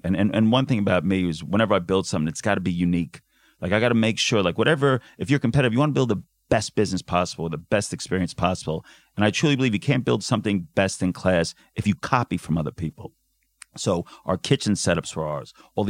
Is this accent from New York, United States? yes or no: yes; New York, United States; also born or lived in Philadelphia, United States; now in Australia; So I'm not Australian, even though I know I sound like it. So I was very lucky growing up in New York. I had amazing Mexican food. And before I landed in Australia, I actually had a finance background.